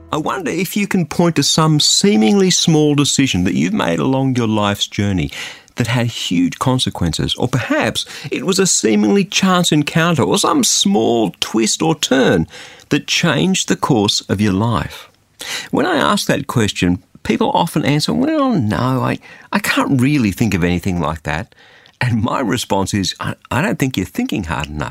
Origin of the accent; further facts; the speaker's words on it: Australia; that's why I'm an Australian